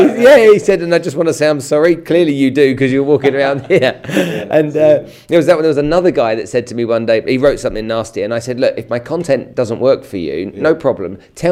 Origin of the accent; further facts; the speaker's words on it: Nigeria; moved away; I grew up in Africa and in Nigeria